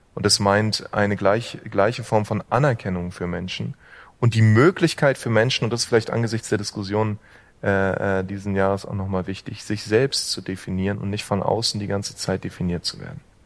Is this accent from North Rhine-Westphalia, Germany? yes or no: no; Berlin, Germany; einem ähm, Berliner wie mir